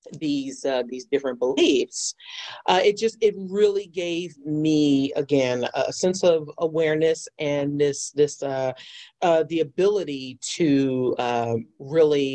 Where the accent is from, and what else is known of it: New York City, New York, United States; born or raised there